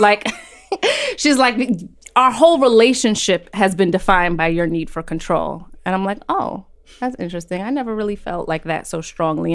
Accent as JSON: {"language": "English", "town": "New York City", "region": "New York", "country": "United States", "tie": "born or raised there", "also_born_or_lived": "Brooklyn", "said": "I was born and raised on Roosevelt Island"}